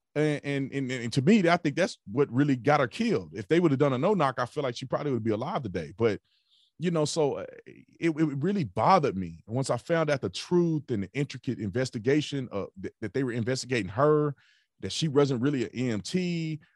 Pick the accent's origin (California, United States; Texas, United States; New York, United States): Texas, United States; Fort Worth; I grew up in Fort Worth, Texas